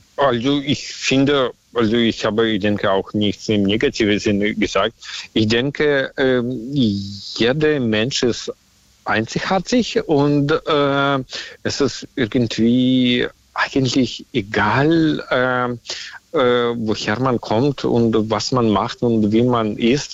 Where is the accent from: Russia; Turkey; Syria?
Russia; accent: Russian; German is a second language; now in Germany; mein Akzent ist auch so, also dass ich aus Russland stamme, mhm. äh, kann man hören